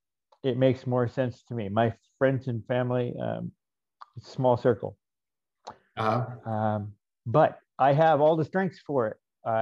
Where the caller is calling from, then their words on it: Chaparral, New Mexico, United States; Chaparral, New Mexico.